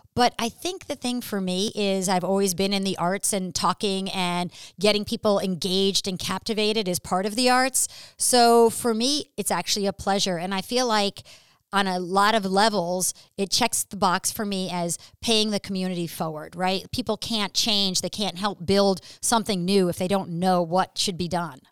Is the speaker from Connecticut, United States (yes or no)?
no; New York City, New York, United States; moved away; I'm actually originally from New York City